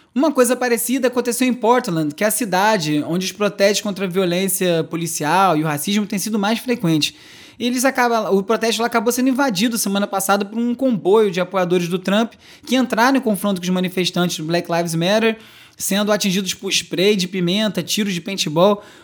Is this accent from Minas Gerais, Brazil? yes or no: no; Rio de Janeiro, Brazil; now in São Paulo, Brazil; Eu sou carioca e vivo na capital paulista